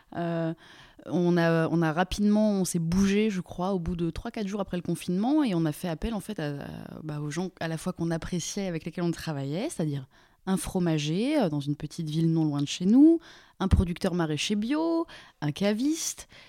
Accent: Lyon region, Auvergne-Rhône-Alpes, France; also born or lived in Mulhouse / Toulouse / Paris; now in Vexin, France; j'ai grandi en région lyonnaise

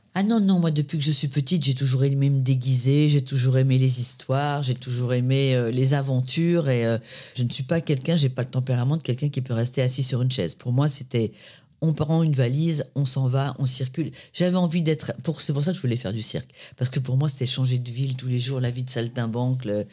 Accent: Paris, Île-de-France, France; also born or lived in Créteil; je suis née à Créteil dans le 94 chez ma grand-mère euh, et j'ai grandi dans le 13e à Paris

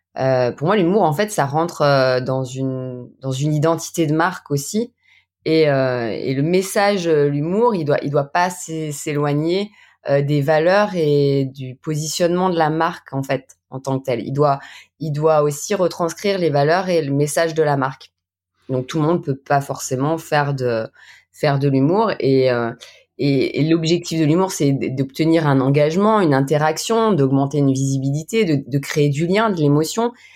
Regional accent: Saint-Étienne, Auvergne-Rhône-Alpes, France; now in Haute-Savoie, France; je suis originaire Saint-Étienne, hein, mais maintenant je suis haute savoyarde

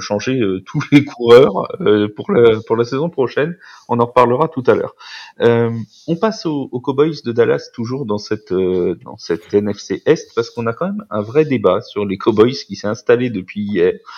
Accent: France; en tant que Français

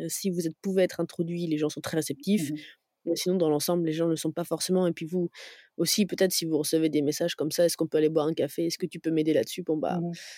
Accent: Dijon, Bourgogne-Franche-Comté, France; je viens de Dijon à la base

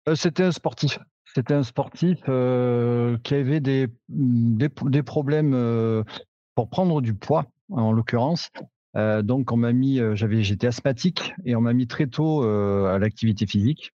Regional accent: Cantal, Auvergne-Rhône-Alpes, France; chez nous, dans le Cantal

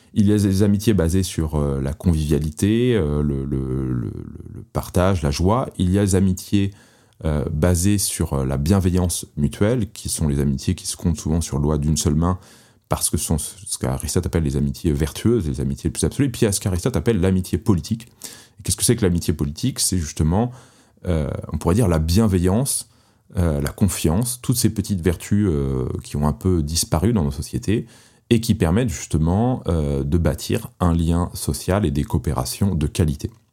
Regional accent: Paris, Île-de-France, France; moved away as an adult; j'étais parisien et je n'avais jamais conçu de quitter Paris. C'était une ville que j'aimais énormément, à laquelle j'étais très attaché, euh, pour son architecture, pour ses musées, pour les souvenirs tout simplement euh, que, de mon enfance euh, à Paris

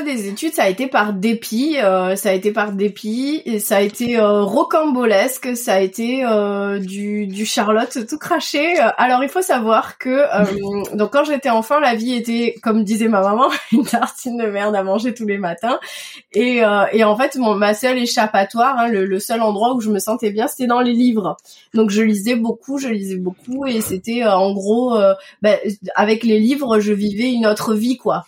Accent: Toulouse, Occitania, France; also born or lived in Madagascar / Paris; je suis née et j'ai grandi à Toulouse

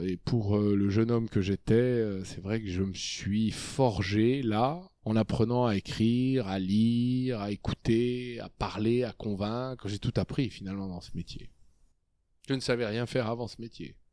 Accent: Clamecy, Bourgogne-Franche-Comté, France; moved away as an adult; also born or lived in Dijon / Saône-et-Loire; now in Paris, France; je suis né en 1962 à Clamcy dans la Nièvre. Euh, j'ai commencé ma vie dans une région rurale. J'ai été dans un lycée euh, rural et j'ai été à la faculté de droit de Dijon

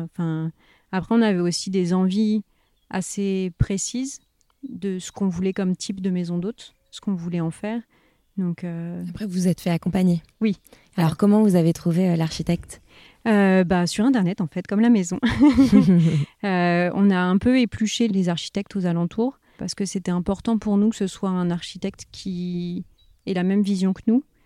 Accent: Paris region, Val d'Europe, near Marne-la-Vallée, Île-de-France, France; moved away as an adult; now in Touraine, France; j'ai grandi en région parisienne avec mes parents et mon frère, du côté de Val d'Europe, en fait, vers Marne-la-Vallée

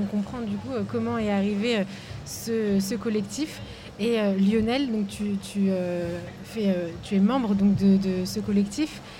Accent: Lyon, Auvergne-Rhône-Alpes, France; je suis lyonnaise

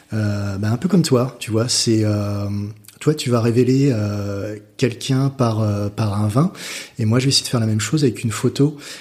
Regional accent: France; moved away as an adult; also born or lived in London, United Kingdom / Australia; je suis parti de la France. Euh, je suis parti du Nid à, 19 ans en Angleterre

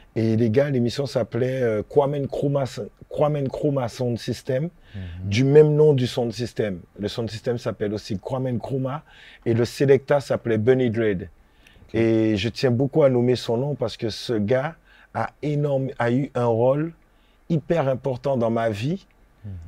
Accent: Guadeloupe; moved away as an adult; also born or lived in Saint-Ouen, France; je suis de la Guadeloupe

